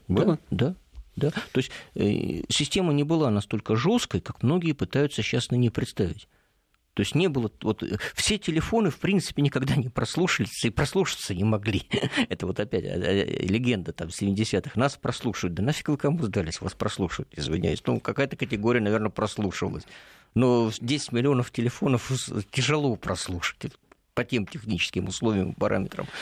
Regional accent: Rybinsk, Yaroslavl Oblast, Russia; моему родному городу Рубинску

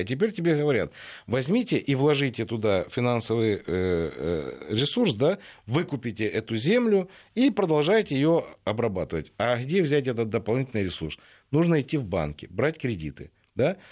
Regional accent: Ukraine; now in Russia

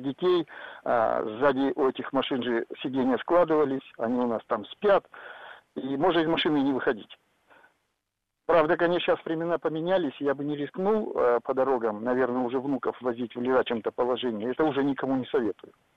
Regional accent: Arkhangelsk Oblast, Russia; now in Tyumen, Russia; я езжу из Тюмени, я родился в Архангельской области, и мы с семьей ездим туда

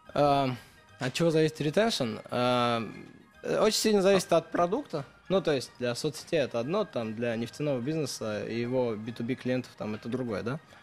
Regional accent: Spitak, Lori, Armenia; moved away; Я родился в Армении

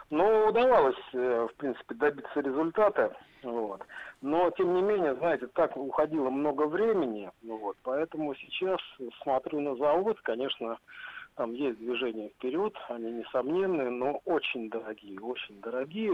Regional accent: Saint Petersburg, Russia; добрый день, Санкт-Петербург

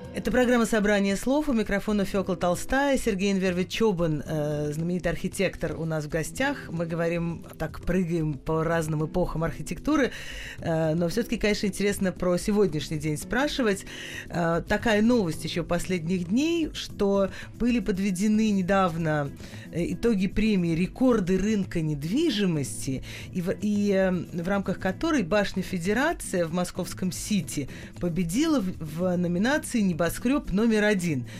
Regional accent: Moscow, Russia; я москвич, я живу в Москве

